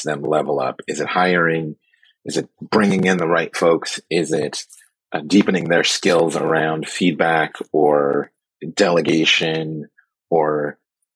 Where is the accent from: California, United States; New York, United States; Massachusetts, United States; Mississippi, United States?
California, United States; Oakland; born and raised in Oakland, and I came up during the height of the drug war.